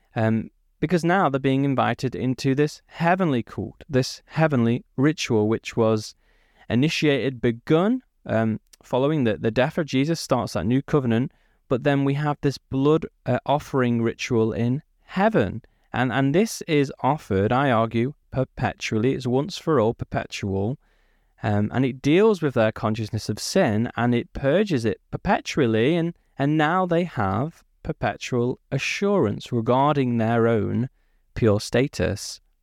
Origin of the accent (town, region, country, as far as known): United Kingdom; born or raised there